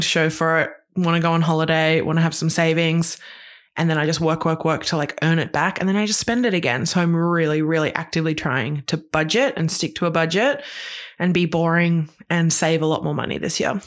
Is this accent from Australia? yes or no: yes; Queensland, Australia; moved away; I grew up in Queensland